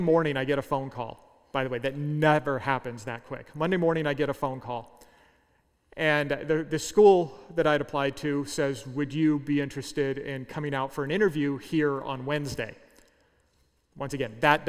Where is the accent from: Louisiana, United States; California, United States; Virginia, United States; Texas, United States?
California, United States; Southern; moved away as an adult; also born or lived in Central Kansas; I was from Southern California